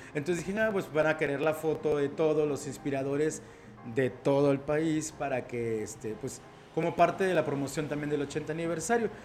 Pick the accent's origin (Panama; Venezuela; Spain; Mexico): Mexico